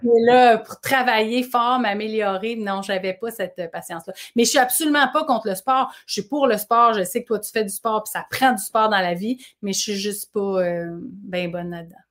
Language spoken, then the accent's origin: French; Boucherville, Quebec, Canada; toute mon enfance à Boucherville.